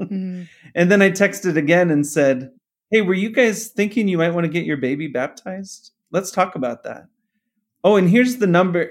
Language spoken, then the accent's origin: English; Phoenix, Arizona, United States; I'm from here, grew up here